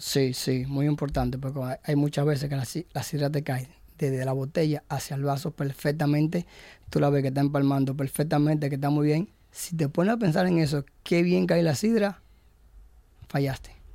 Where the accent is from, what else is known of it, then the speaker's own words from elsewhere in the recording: Gijón, Asturias, Spain; yo soy de Gijón